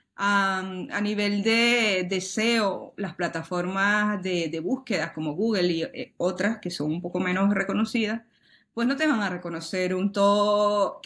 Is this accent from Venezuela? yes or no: yes; Venezuela; now in Spain; mi país natal, Venezuela